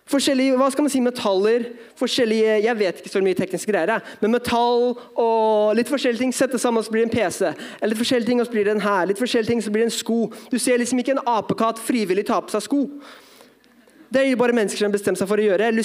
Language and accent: Norwegian; Drammen, Buskerud, Norway; Men ja, jeg er norsk. Mamma er norsk, i hvert fall. Pappa fra Filippinene, oppvokst som misjonærbarn.